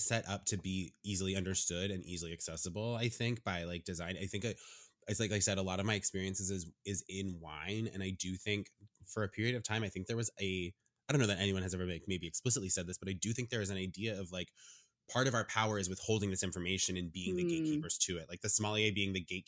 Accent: Vermont, United States; I'm from Vermont

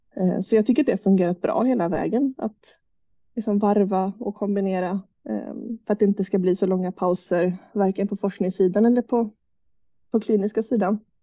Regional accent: Jönköping, Jönköping County, Sweden; also born or lived in Umeå; jag är uppväxt i Jönköping

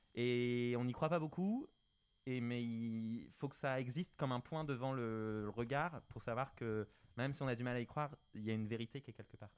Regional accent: France; quand on est français

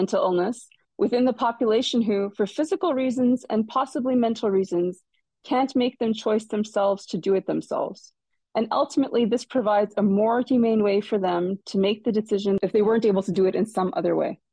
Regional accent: Quebec, Canada; moved away as an adult; now in London, Canada; I'm from McGill, I'm from Quebec

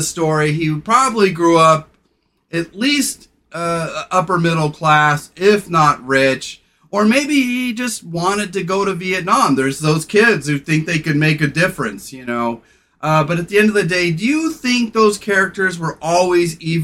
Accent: California, United States; as a Californian

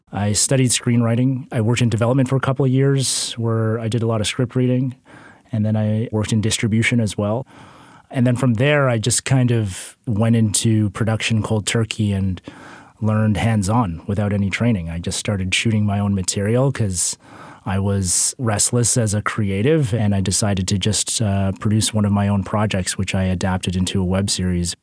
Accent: Canada; Canadian filmmakers

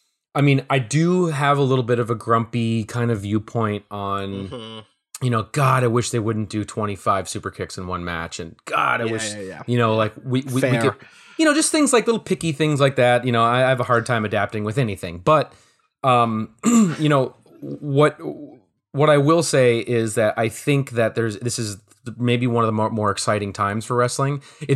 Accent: Minneapolis, Minnesota, United States; You know, I grew up in Minneapolis, and I remember literally taking the bus to the Mall of America

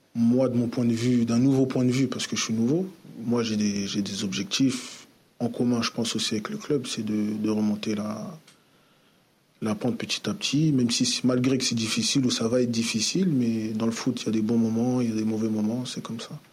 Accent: Paris, Île-de-France, France; moved away as an adult; now in Marseille, France; je suis de Paris

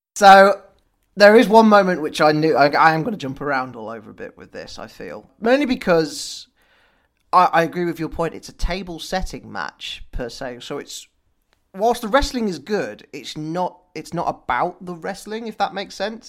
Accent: United Kingdom; we as British people

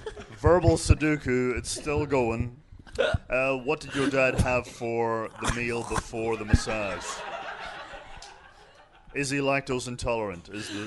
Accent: Ireland; I am an Irish person.

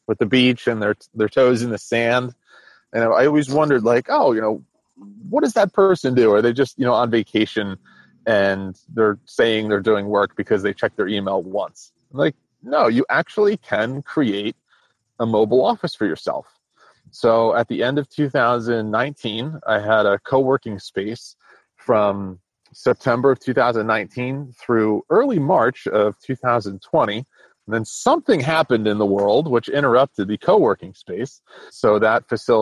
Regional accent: New Jersey, United States; I grew up in New Jersey in a very rural spot

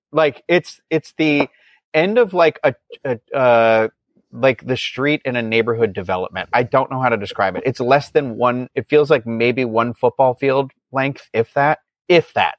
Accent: New England, United States; I'm from New England

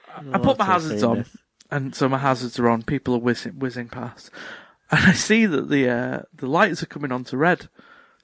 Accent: Chester, North West England, United Kingdom; I'm from the Chester area

